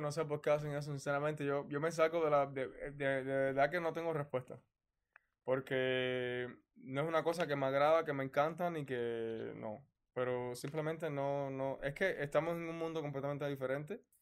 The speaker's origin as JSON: {"language": "Spanish", "country": "Cuba", "tie": "born or raised there", "moved": "as an adult", "said": "soy un cubano"}